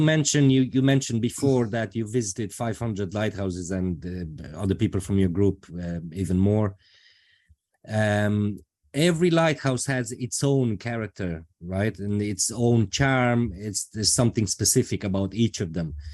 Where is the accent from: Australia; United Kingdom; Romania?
Romania; Transylvania; moved away as an adult; now in Ireland; I come from Romania, specifically from Transylvania